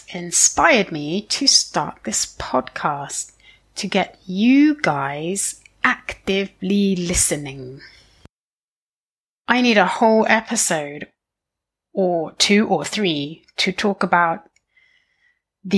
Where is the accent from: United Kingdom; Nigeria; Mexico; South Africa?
United Kingdom; area to the west of London, South East England; I'm British. More specifically, I'm from England. If you imagine looking at a map of the south of England, you'll see London on the right. Well, I'm from the area to the left of London. I'm perhaps biased, but for me, this was a fantastic place to grow up